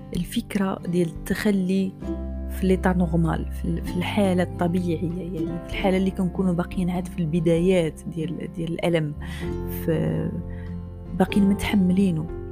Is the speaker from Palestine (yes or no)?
no; Morocco; أنا مغربية